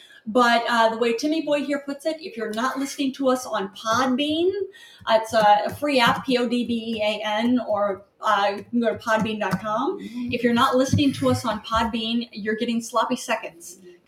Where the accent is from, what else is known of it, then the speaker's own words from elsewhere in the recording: New York City, New York, United States; We're from New York City.